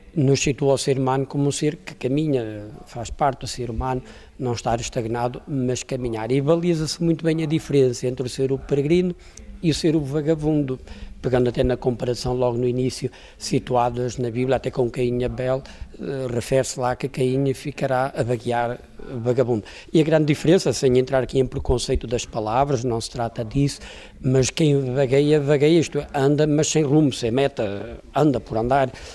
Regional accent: Póvoa de Varzim, Porto District, Portugal; a minha naturalidade sou de São Pedro Ratos, povo de Verzinho

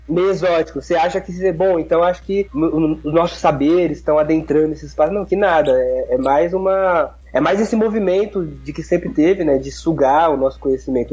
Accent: Santo André, São Paulo, Brazil; eu venho de um bairro chamado City dos Vianas, que é um bairro. É, sou de Santo André, que é daí da região metropolitana de São Paulo

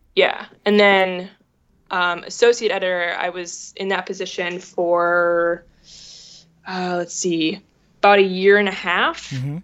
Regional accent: Minneapolis, Minnesota, United States; moved away as an adult; also born or lived in Indiana; I grew up in Minneapolis um, in a journalist family.

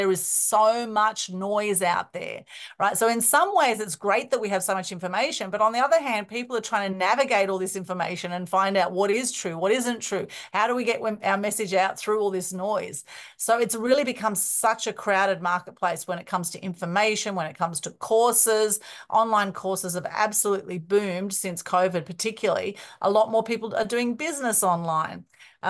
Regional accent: Sydney, New South Wales, Australia; we were in a fairly small house in Sydney where we grew up in the Northern Beaches.

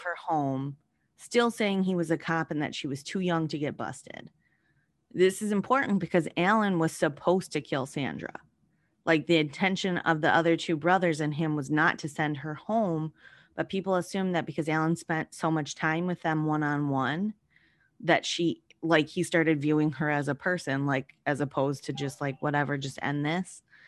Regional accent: Wisconsin, United States; I'm from Wisconsin

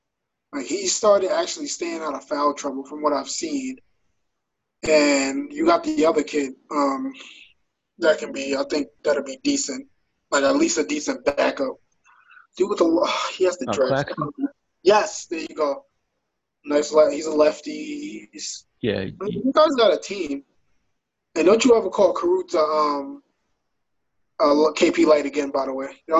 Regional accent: New York City, New York, United States; also born or lived in Queens; I rap Queens hard, but, you know, I was born in Brooklyn

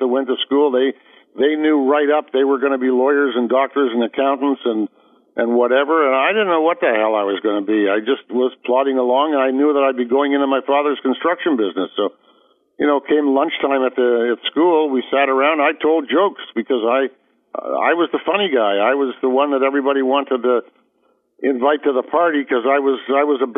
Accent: Toronto, Ontario, Canada; I was born in Toronto, Canada

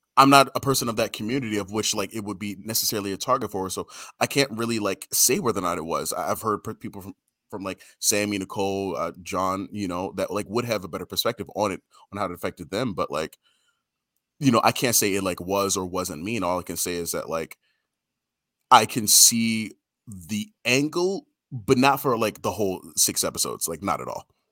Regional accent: Baltimore, Maryland, United States; I grew up in Baltimore

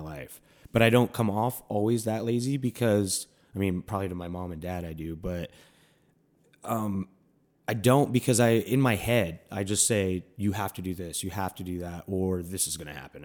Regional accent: Milwaukee, Wisconsin, United States; I grew up in Milwaukee

